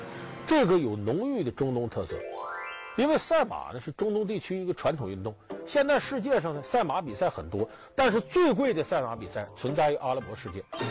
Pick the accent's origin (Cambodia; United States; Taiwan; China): China; 咱们说咱们是中国人，不是卡塔尔人